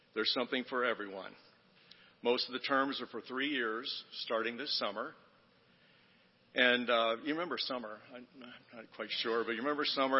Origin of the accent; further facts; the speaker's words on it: Cincinnati, Ohio, United States; I grew up in Cincinnati